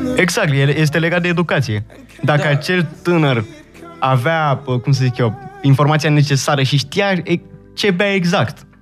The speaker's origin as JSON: {"language": "Romanian", "country": "Romania", "accent": "Romanian", "said": "mi-am menținut accentul de român și la bază sunt tot român."}